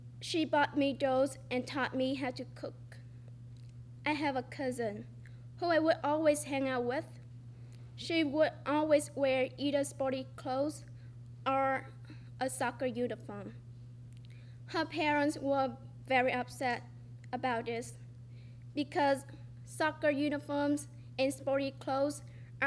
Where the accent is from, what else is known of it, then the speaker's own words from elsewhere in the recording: Vietnam; English is a second language; now in United States; I was born in Vietnam, a developing country